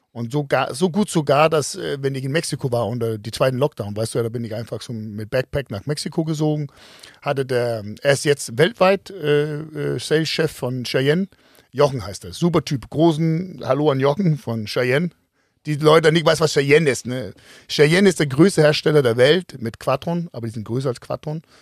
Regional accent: Denmark; accent: Danish; German is a second language; Und äh, fand mein Dialekt mit dem Dänstolz so ein bisschen lustig.

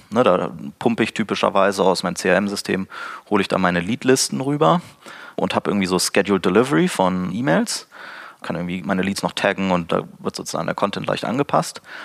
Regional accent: Braunschweig, Lower Saxony, Germany; aus meiner Heimatstadt Braunschweig

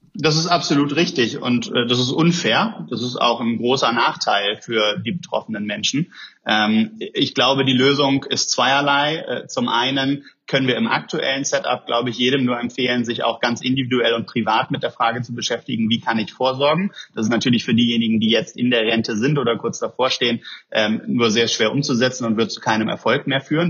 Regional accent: Germany; wir haben in Deutschland

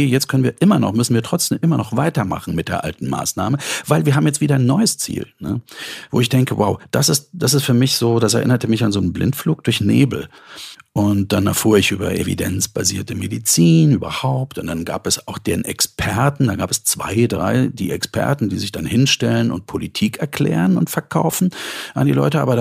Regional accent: East Germany, Germany; weil ich bin in der DDR groß geworden. Also dort hatte man mit Kunst und Kultur nicht viel am Hut.

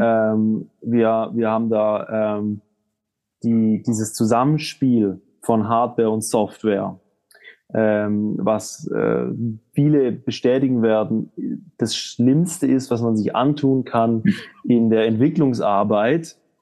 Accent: Southern Germany, Germany; now in Switzerland; Wir kommen aus, äh, aus Süddeutschland

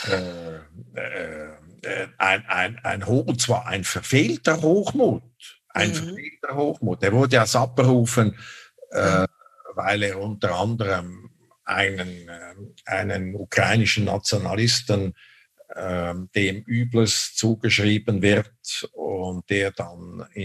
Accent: Switzerland; Ich hätte mir das nie erlaubt, äh, als Schweizer Diplomat mich so zu äußern über die Politik des Gaststaates.

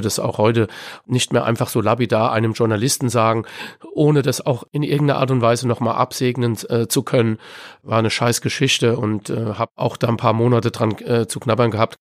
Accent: Frankfurt, Hesse, Germany; Ich bin in Frankfurt-Sossenheim aufgewachsen

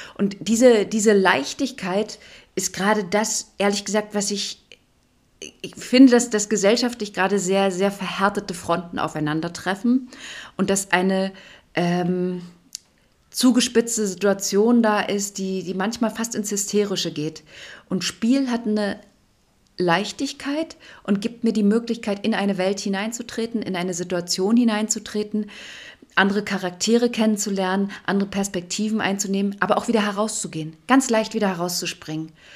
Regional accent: East Germany, Germany; ich bin ja in der DDR groß geworden

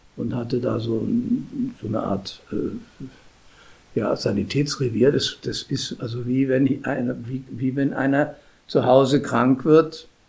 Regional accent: Munich, Bavaria, Germany; moved away as an adult; also born or lived in Regensburg / Rheydt; now in Mönchengladbach, Germany; als Münchner

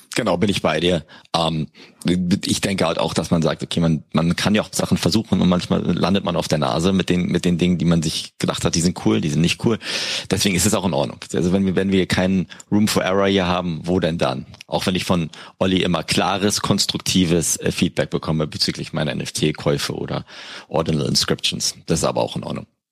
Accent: Berlin, Germany; ich bin ja Berliner

